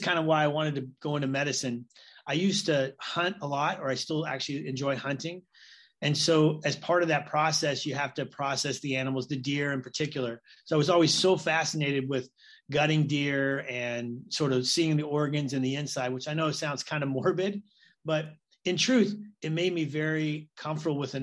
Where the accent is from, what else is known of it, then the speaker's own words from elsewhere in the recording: Tuolumne County, California, United States; now in Boston, United States; I grew up in Tuolumne County, which is one of the most rural counties in California.